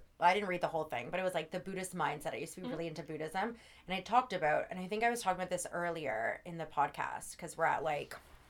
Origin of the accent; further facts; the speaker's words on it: Canada; Well, yeah, we're Canadian.